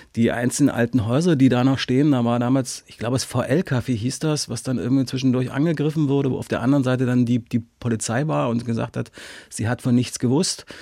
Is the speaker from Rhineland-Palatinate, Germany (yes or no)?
no; Halle, Saxony-Anhalt, Germany; moved away; ich komme ja aus Halle